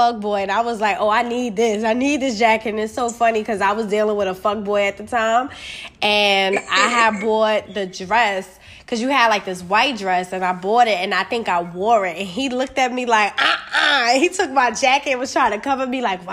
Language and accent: English; New York, United States; moved away; I'm originally from New York